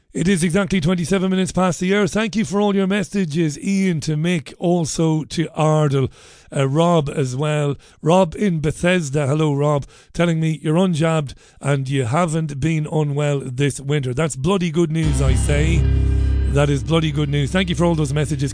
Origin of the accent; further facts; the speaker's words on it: Ireland; I'm an Irish guy